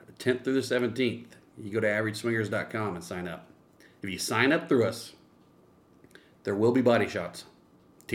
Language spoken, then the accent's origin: English; Ohio, United States; now in Texas, United States; I'm from Ohio, but not Cleveland